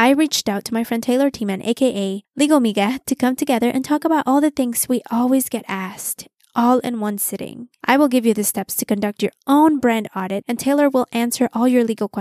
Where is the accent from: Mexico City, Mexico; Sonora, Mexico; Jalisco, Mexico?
Mexico City, Mexico; now in United States; I was born in the U.S. and I grew up in Mexico City my whole life